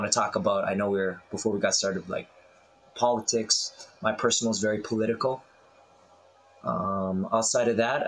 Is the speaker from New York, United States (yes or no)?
no; Duluth, Minnesota, United States; moved away as an adult; also born or lived in Sokcho, South Korea / Chicago, United States; now in South Korea; I grew up in like Duluth, Minnesota, so like northern Minnesota, predominantly white, 88,000 people in the city.